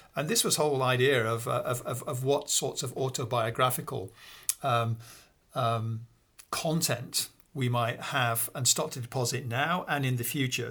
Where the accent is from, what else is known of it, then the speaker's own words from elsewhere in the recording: Peak District, East Midlands, United Kingdom; now in Oxford, United Kingdom; I grew up in a, uh, small village, actually, in the north of England. Um, it's the place called the Pink District, uh, which is the beginning of the Pennines